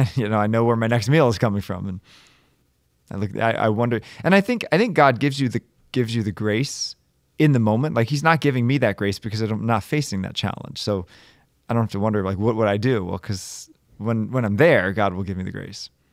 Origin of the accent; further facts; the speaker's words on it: Baltimore, Maryland, United States; moved away as an adult; now in Bridgeport, United States; Born and raised in Baltimore